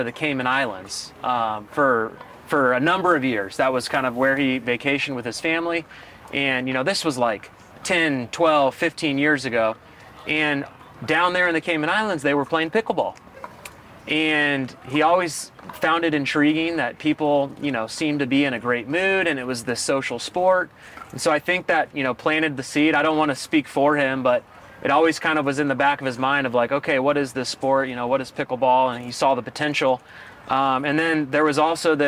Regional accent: Kansas City, United States; I am from Kansas City, born and raised

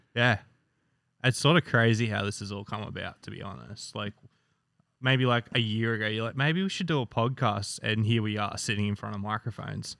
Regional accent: Australia; I'm Australian.

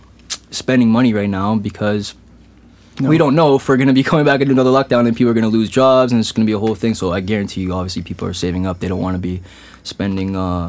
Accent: Kitchener, Ontario, Canada; It doesn't matter if it's in Kitchener-Waterloo, like my hometown.

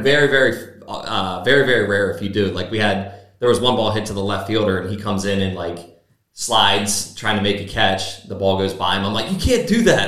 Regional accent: Chesapeake City, Maryland, United States; born or raised there; also born or lived in Cecilton

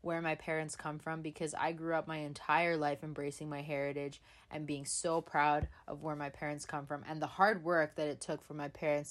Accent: Canada; I was born in Canada

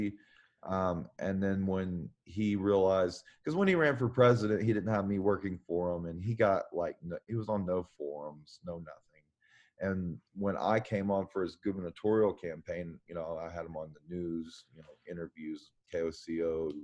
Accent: Oklahoma, United States; as a kid growing up in Oklahoma

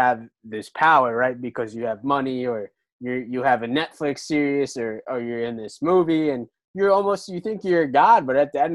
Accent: New Jersey, United States; I'm from Jersey.

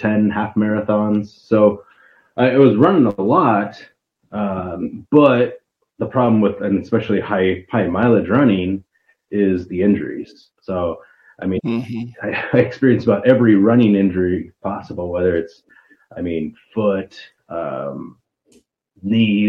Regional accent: Ogallala, Nebraska, United States; also born or lived in Kearney, Nebraska; I grew up in Ogallala

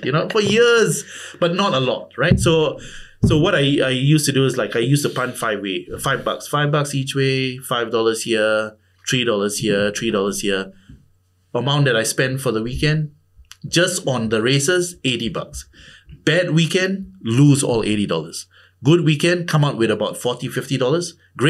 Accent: India; Considering that I'm Indian, right?

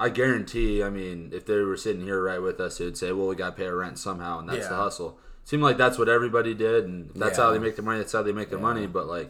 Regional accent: Columbus, Nebraska, United States; Yeah, we're from Columbus.

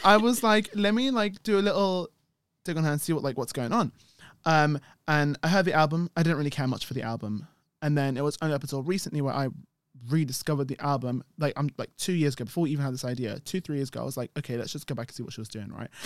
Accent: United Kingdom; We're British

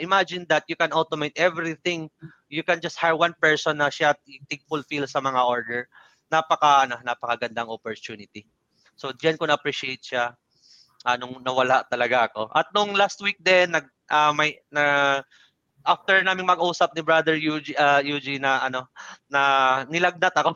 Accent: Bisaya, Visayas, Philippines; Tagalog is a second language; hindi ako magaling magtagalog. Bisaya kasi ako, so yung yung pagtagalog ko is panot-panot

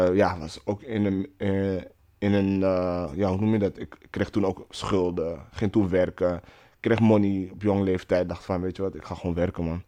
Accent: Netherlands; Ik ben eh, geboren en getogen in Nederland.

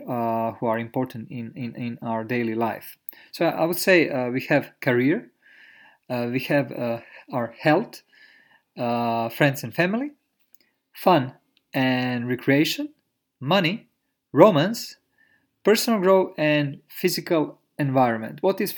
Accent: Croatia; born there; So when I was young, I was born in Europe, in Croatia.

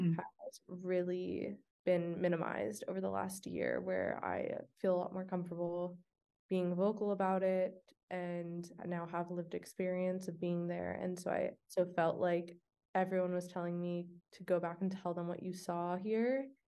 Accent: California, United States; I'm Iranian American. The identity has been really important to me growing up. in California. I never lived in Iran, but just being a member of the diaspora

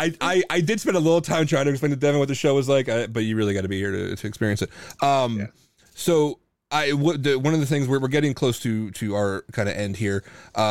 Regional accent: Lancaster County, Pennsylvania, United States; I grew up in Lancaster County

